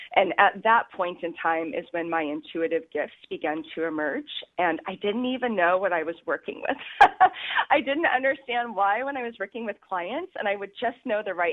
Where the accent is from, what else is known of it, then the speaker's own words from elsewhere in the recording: Alaska, United States; moved away as an adult; now in Kauai, United States; Alaska contained me and was my home state for many, many, many years